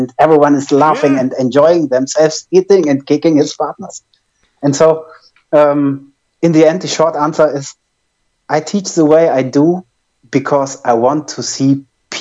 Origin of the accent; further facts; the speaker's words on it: Germany; accent: German; English is a second language; my German accent